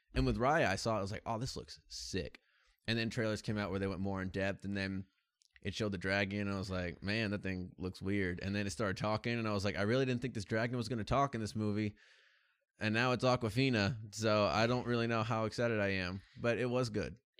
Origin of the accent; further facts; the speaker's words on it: United States; as an American